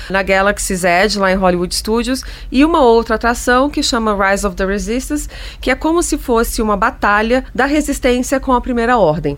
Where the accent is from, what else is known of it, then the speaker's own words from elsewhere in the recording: Brasília, Federal District, Brazil; não sou de São Paulo, eu sou de Brasília e venho a São Paulo regularmente há muitos anos